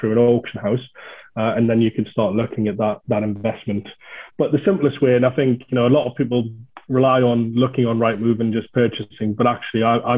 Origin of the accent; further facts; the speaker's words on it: the North East, North East England, United Kingdom; I'm from the Northeast